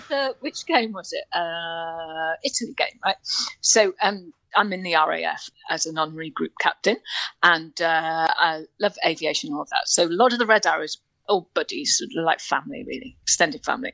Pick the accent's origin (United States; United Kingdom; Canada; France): United Kingdom; North Wales; moved away; I am Welsh and I grew up in North Wales.